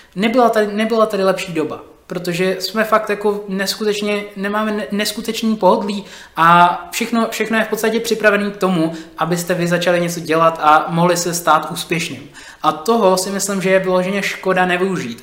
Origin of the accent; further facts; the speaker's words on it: Czechia; Já jsem napůl uh, Čech a napůl uh, jsem z Nigérie